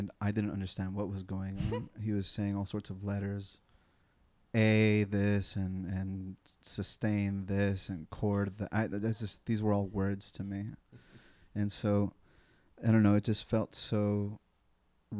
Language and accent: English; San Diego, California, United States; I am from San Diego. I'm native here.